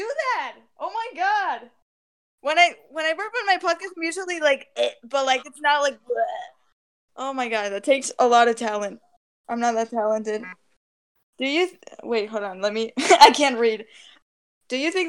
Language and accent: English; Spain; English is a second language; I'm from Spain, and I live in Spain.